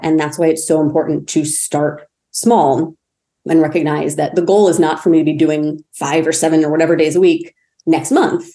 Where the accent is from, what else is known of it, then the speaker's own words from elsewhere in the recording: Maine, United States; I grew up in Maine. So the winters were very cold